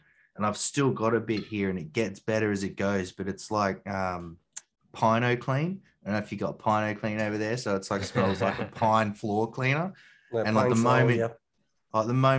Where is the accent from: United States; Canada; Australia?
Australia; I'm obviously from Australia